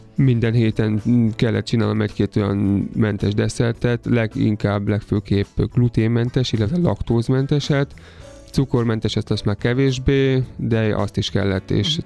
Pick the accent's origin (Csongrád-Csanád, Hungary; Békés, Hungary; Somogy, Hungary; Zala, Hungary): Somogy, Hungary; moved away as an adult; also born or lived in Austria; now in Budapest, Hungary; én egyébként somogyi származású vagyok